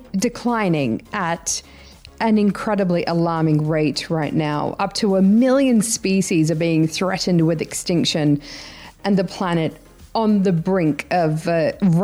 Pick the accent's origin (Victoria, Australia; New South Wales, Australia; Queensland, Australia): New South Wales, Australia; Sydney; now in United Arab Emirates; Sydney, my hometown